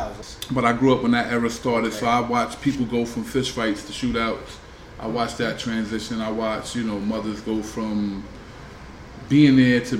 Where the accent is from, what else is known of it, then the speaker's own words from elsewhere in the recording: New York City, New York, United States; also born or lived in Staten Island; I'm from the Bronx originally